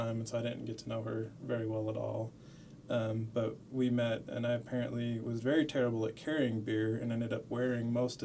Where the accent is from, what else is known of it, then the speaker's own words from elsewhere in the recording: Las Cruces, New Mexico, United States; I grew up in Las Cruces, New Mexico. Went to high school there